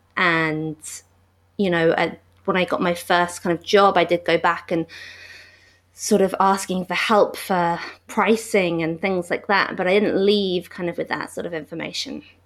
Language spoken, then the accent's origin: English; London, United Kingdom; moved away as an adult; also born or lived in Glasgow, Scotland; I am from London, and I'm back in London now, but I lived in Glasgow for eight years as well, in Scotland.